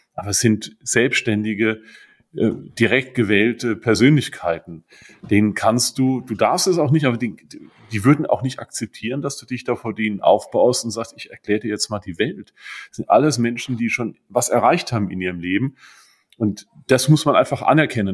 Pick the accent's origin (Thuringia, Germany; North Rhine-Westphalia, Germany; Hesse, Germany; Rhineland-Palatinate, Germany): Rhineland-Palatinate, Germany; Hunsrück; bei uns im Hunsrück